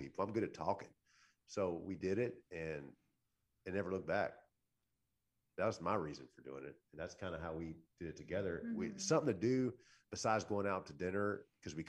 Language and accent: English; Central Louisiana, United States; moved away as an adult; I'm from Central Louisiana